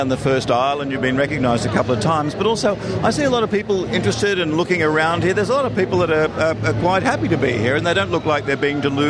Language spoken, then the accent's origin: English; Australia